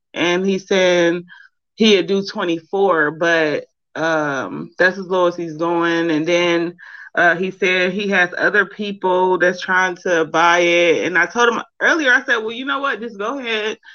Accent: Cleveland, Ohio, United States; I'm actually from Cleveland, Ohio

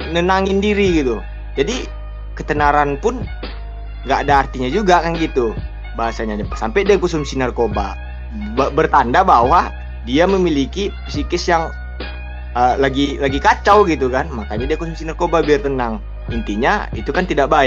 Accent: Pekanbaru, Riau, Indonesia; habis itu di kampung halaman saya sendiri sih Pekanbaru uh, kemarin Polda uh, ngerazia narkoba besar ya kan.

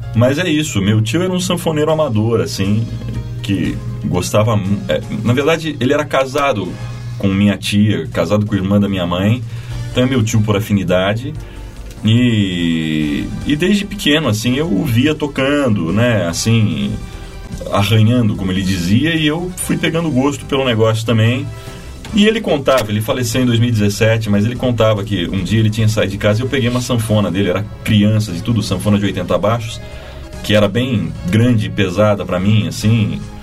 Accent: Itapetininga, São Paulo, Brazil; moved away as an adult; also born or lived in Sorocaba; now in São Paulo, Brazil; nasci em Sorocaba e fui criado em Itapetininga.

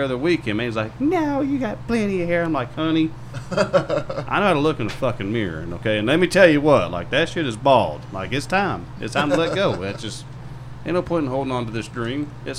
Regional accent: Dallas, Texas, United States; the Dallas market's my hometown

